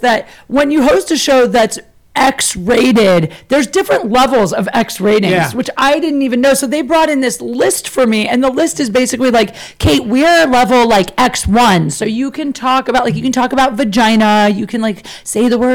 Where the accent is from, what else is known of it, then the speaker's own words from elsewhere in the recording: Canton, Ohio, United States; moved away as an adult; also born or lived in Chicago; now in Los Angeles, United States; I grew up in Ohio, Canton, Ohio